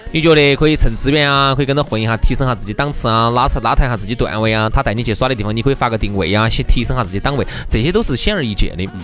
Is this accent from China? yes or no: yes; Chengdu, Sichuan, China; 就成都我们这个地方